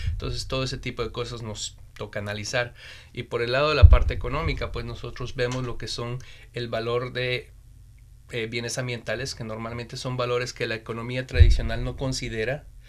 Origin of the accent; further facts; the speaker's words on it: Bolivia; moved away as an adult; also born or lived in China; now in Beijing, China; soy boliviano, estoy viviendo más o menos siete a casi ocho años en China